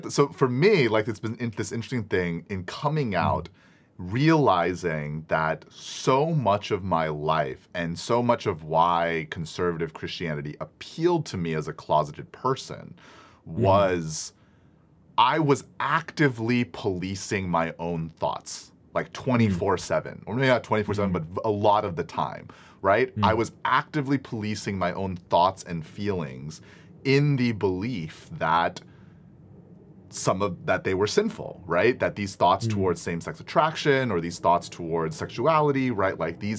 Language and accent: English; Singapore; I'm from Singapore. It's a different country.